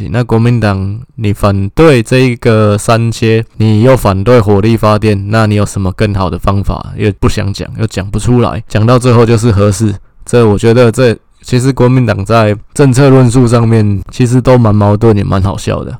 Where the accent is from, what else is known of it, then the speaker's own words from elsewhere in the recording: Taiwan; 我们台湾人